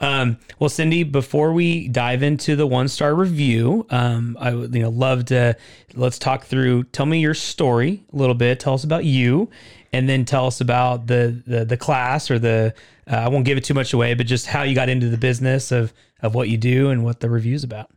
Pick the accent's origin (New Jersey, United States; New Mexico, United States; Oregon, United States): Oregon, United States; Portland; I grew up in Portland